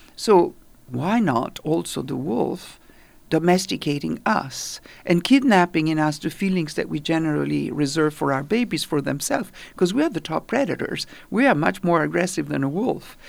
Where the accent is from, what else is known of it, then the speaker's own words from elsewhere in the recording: Italy; now in New York, United States; I grew up in Italy.